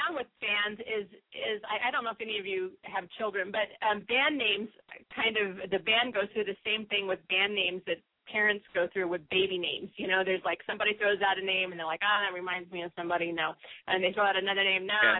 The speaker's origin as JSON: {"language": "English", "region": "the West", "country": "United States", "said": "Well, I like it because I'm from the West, and so just make sure it's for me. I love the West."}